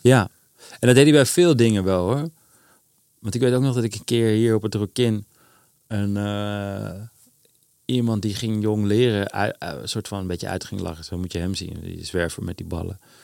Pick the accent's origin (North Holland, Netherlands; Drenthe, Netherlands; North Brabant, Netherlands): North Holland, Netherlands; Amsterdam; ik voel me Amsterdammer